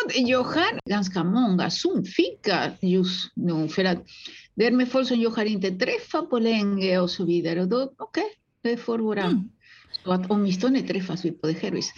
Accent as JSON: {"language": "Swedish", "country": "Uruguay", "tie": "born or raised there", "second_language": "Swedish", "moved": "yes", "lives_now": "Sweden", "said": "jag kommer ursprungligen från Uruguay och jag var väldigt, väldigt fattig där, så jag fick eh, arbeta med att rensa fisk"}